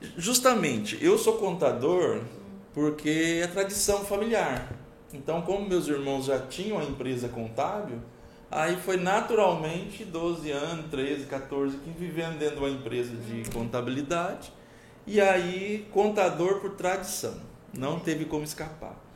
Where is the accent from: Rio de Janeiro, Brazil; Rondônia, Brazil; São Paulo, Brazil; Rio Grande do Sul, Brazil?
Rondônia, Brazil; Pimenta Bueno; born or raised there; also born or lived in Paraná